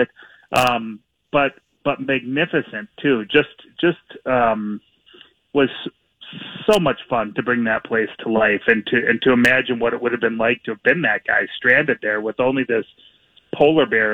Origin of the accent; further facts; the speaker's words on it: Minneapolis, Minnesota, United States; I grew up here in Minneapolis and mm-hmm. and have lived here for just about my whole life